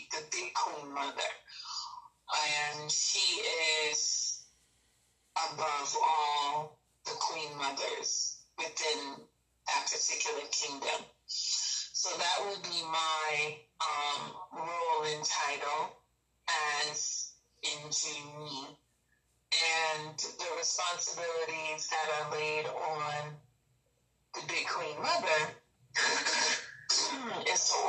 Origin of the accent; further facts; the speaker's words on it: Boston, Massachusetts, United States; moved away as an adult; now in Cameroon; I was originally born in Boston, Massachusetts. Okay. And particularly Roxbury